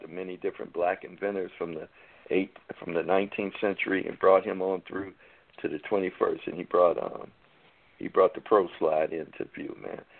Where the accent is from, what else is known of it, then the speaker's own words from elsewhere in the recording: United States; I'm an American, born here